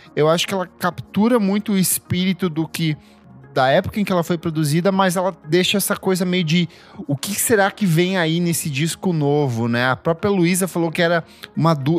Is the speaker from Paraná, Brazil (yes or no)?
yes; Itaipulândia, Paraná, Brazil; moved away; eu cresci em Itaipulândia ali, é um município que fica a uma hora de Foz do Iguaçu